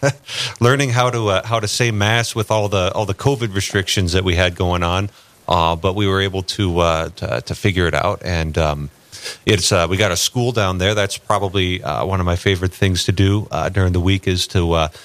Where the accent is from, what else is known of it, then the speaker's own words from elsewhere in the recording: St. Paul, Minnesota, United States; moved away as an adult; now in Fargo, United States; I was actually born and raised in St. Paul, Minnesota